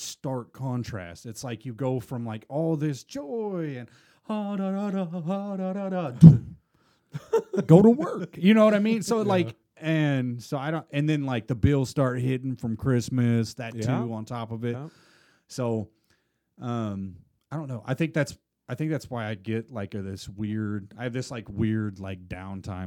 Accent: Midwest, United States; I'm from the Midwest.

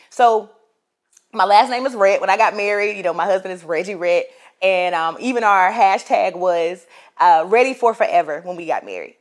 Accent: Florence, South Carolina, United States; I'm from Florence, South Carolina

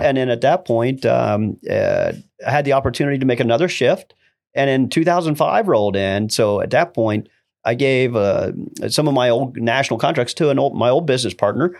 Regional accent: Ohio, United States; Originating from Ohio, uh, rural area, it's about thirty miles outside of Columbus

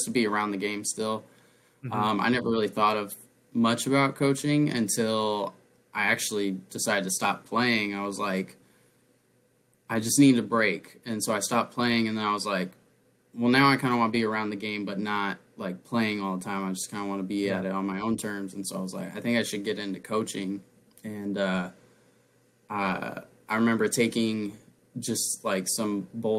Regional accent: La Grande, Oregon, United States; moved away as an adult; now in Phoenix area, United States; growing up in LeGrand

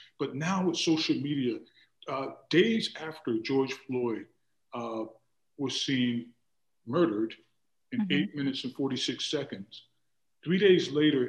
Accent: Germany; I was raised as an Army brat. So we were raised primarily in Germany and then traveled around a lot.

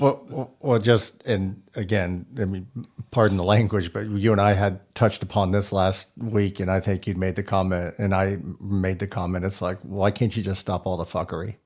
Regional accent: Texas, United States; I grew up in Texas

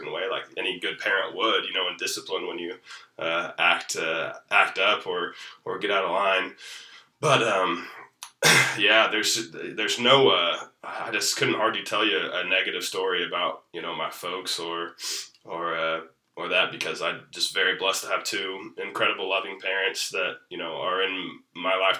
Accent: Wellsville, Kansas, United States; not born in Wellsville, but raised in Wellsville. For 35 years now, I've moved around a little bit, haven't lived here the entire time, but most of them have been in Wellsville

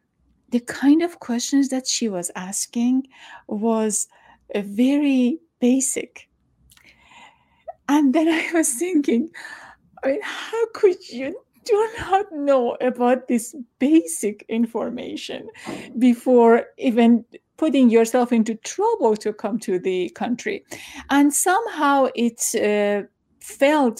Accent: Iran; now in United States; I am from Iran

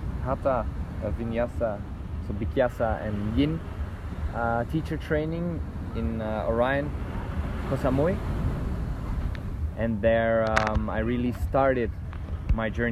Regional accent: Belgium; moved away; I'm initially from Belgium

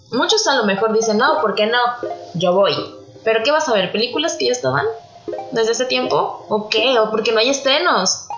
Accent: Mexico; como mexicanos

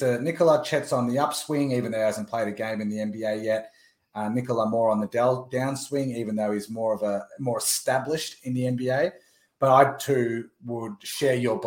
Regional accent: Melbourne, Victoria, Australia; my hometown, Melbourne, Australia

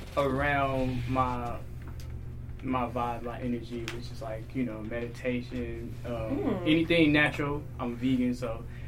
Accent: Chicago, Illinois, United States; now in Texas, United States; I'm from Chicago. I'm from the south side of Chicago.

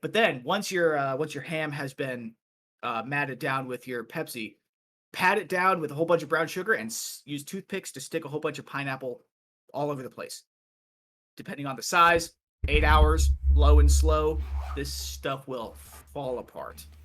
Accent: Iowa, United States; I am from Iowa

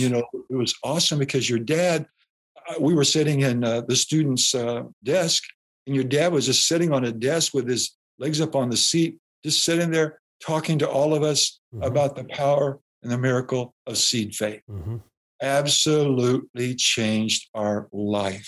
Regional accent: Des Moines, Iowa, United States; moved away as an adult; also born or lived in Waxahachie, Texas; now in St. Louis, United States; we grew up around Des Moines, Iowa

